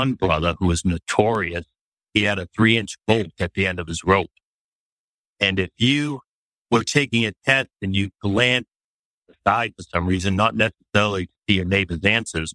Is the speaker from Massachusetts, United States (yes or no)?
yes; Boston, Massachusetts, United States; I grew up in Boston by an Irish family, Catholic, went to the Catholic elementary schools